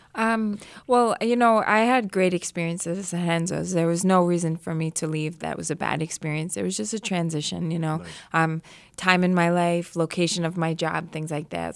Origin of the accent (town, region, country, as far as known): New York, United States; born or raised there